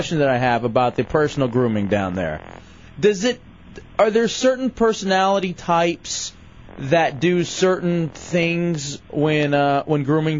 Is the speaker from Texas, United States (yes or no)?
yes; Grand Prairie, Texas, United States; moved away; also born or lived in East Lansing, Michigan / Washington, D.C.; Grand Prairie, my hometown in Dallas.